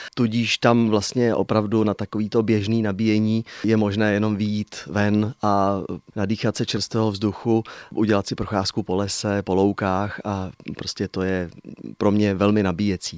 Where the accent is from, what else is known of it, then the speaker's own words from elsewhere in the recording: České Budějovice, South Bohemian Region, Czechia; now in Sedlčany region, Czech Republic; budějovický rodák mám k Budějovicím pořád je velmi silný vztah